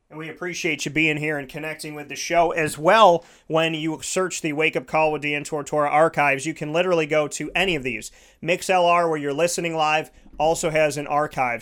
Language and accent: English; Syracuse, New York, United States; I was born and raised in Syracuse.